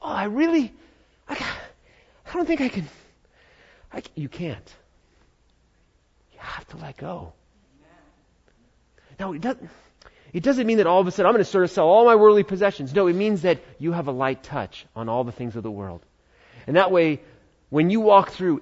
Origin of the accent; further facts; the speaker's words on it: United States; we're American